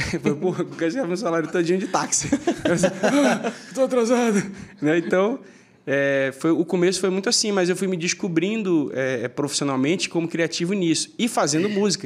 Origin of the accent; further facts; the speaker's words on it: Manaus, Amazonas, Brazil; now in São Paulo, Brazil; saí de Manaus com uma mala